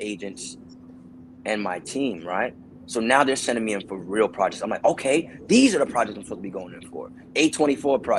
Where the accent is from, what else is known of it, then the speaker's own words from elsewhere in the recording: New York City, New York, United States; moved away as an adult; also born or lived in Boston; now in Los Angeles, United States; I'm from New York City, Brooklyn to be specific